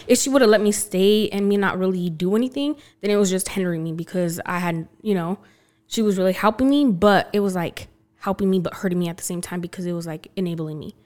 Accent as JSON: {"language": "English", "town": "Belen", "region": "New Mexico", "country": "United States", "tie": "born or raised there", "also_born_or_lived": "Los Lunas, New Mexico / Albuquerque, New Mexico", "moved": "yes", "lives_now": "Texas, United States", "said": "I mainly grew up in Belen, though, and then I moved to Las Lunas."}